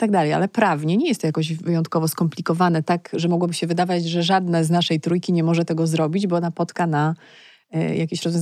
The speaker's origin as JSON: {"language": "Polish", "town": "Legnica", "region": "Lower Silesian Voivodeship", "country": "Poland", "said": "Ja jestem z Legnicy"}